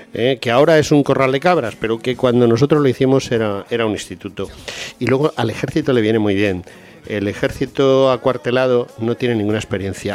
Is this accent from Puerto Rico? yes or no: no; Spain